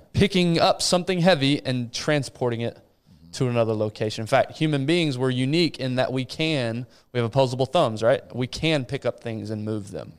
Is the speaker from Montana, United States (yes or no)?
no; Abilene, Texas, United States; moved away; hometown of Abilene